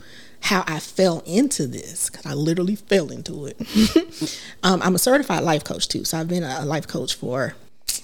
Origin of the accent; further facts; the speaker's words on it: South Carolina, United States; also born or lived in Washington, D.C.; grew up in South Carolina, so I'm a bougie country girl